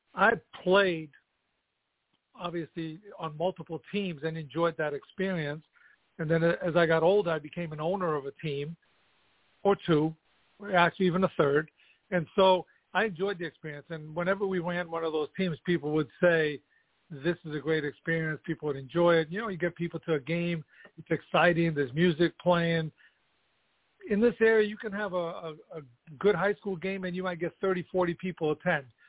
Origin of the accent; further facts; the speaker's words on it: New York City, New York, United States; also born or lived in Kosovo; now in Colonie, United States; I was born in Kosovo, which is you know the southern part of Yugoslavia, what used to be Yugoslavia, now it's Kosovo. Um, and I came to the United States when I was ten. So I grew up in the Bronx